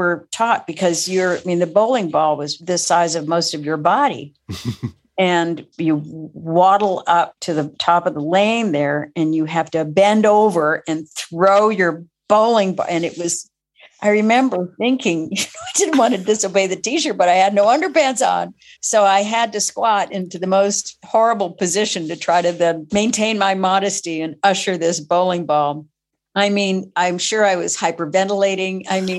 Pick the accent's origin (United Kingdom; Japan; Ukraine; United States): Japan; Tokyo; And I grew up in Tokyo. So family was a member of the Tokyo American Club, where I would go.